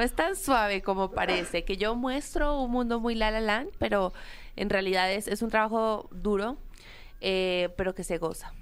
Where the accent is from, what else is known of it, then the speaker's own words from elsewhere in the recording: Colombia; soy la única colombiana en esa categoría